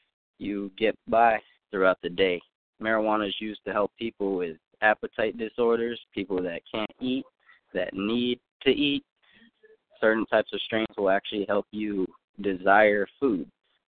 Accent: California, United States; now in Philadelphia, United States; So, I'm coming from Cali, out here in Philly now.

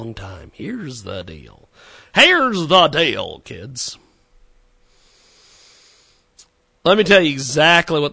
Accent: McPherson, Kansas, United States; My hometown of McPherson, Kansas, had a newspaper there for years.

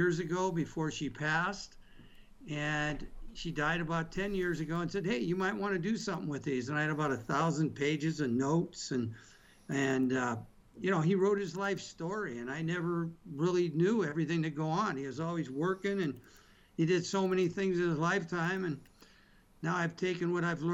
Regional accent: Eagle Rock, California, United States; I grew up in Eagle Rock, a little town of Eagle Rock.

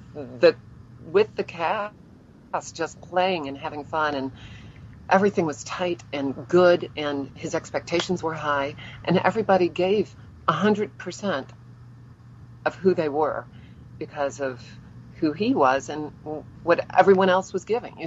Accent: New Orleans, Louisiana, United States; moved away as an adult; also born or lived in Los Angeles; now in Tampa, United States; I am originally from New Orleans

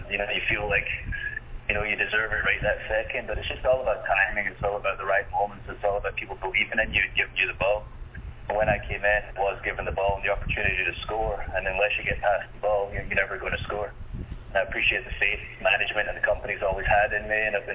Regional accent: United Kingdom; I'm from Britain.

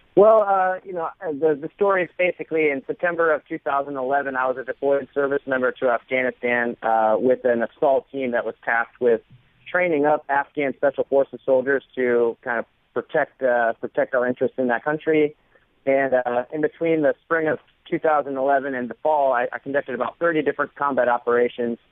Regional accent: Florida, United States; I grew up in Florida, surrounded by water

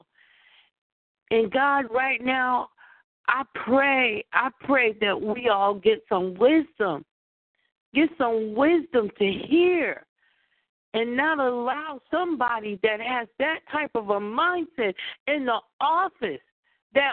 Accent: United States; being an American myself

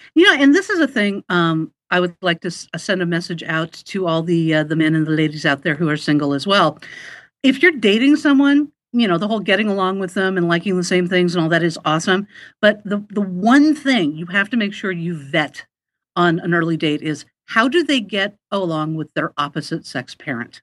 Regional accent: Manhattan Beach, California, United States; moved away as an adult; now in Portland, United States; I grew up in the Los Angeles area

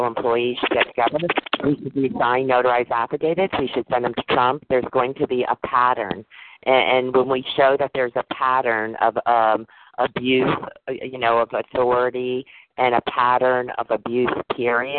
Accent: Connecticut, United States; also born or lived in Silver Spring, Maryland; I'm currently in Connecticut on the East Coast. This is my home state

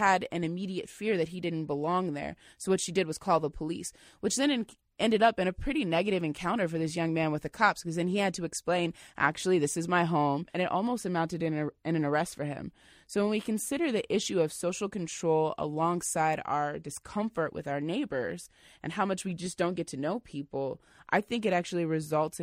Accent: Indiana, United States; now in Seattle, United States; I'm from Indiana, so when I first moved here, it was definitely a different world for me.

